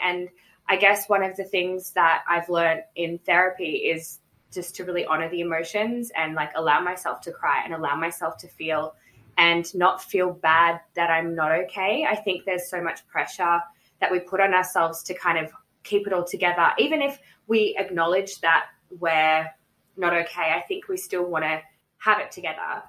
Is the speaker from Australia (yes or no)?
yes; Melbourne, Victoria, Australia; also born or lived in Canberra; I moved to Melbourne when I was about seven.